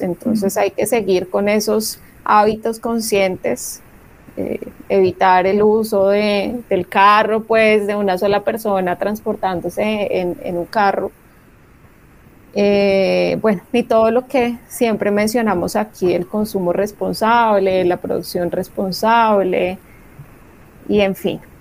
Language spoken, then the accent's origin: Spanish; Colombia